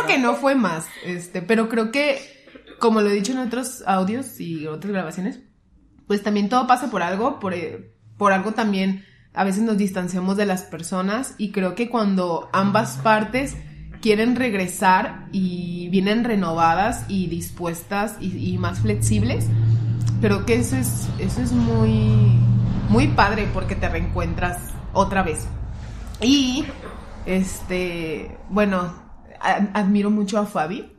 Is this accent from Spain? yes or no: no; Guadalajara, Jalisco, Mexico; nosotros somos tapatías